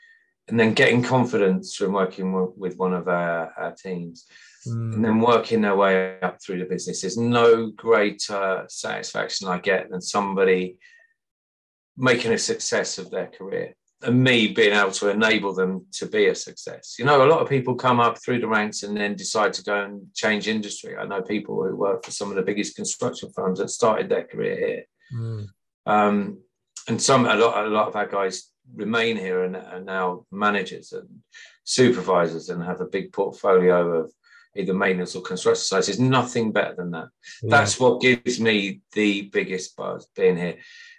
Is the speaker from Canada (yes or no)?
no; Midlands, United Kingdom; the guys that I grew up with back in the Midlands in the 70s and 80s, there's still a group of us, about 15, 16 people.